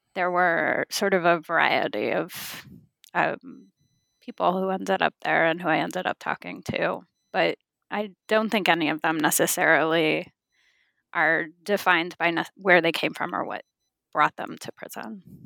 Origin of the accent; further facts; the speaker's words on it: California, United States; I was born and raised in California